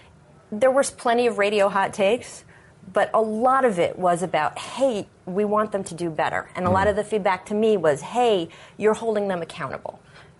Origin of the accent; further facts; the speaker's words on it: D.C. area, Maryland, United States; I grew up in the D.C. area. I grew up in Maryland.